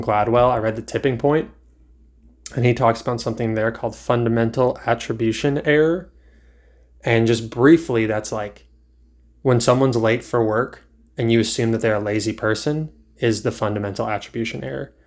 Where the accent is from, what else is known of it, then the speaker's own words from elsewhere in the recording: Virginia, United States; now in North Carolina, United States; I grew up in Virginia for the most part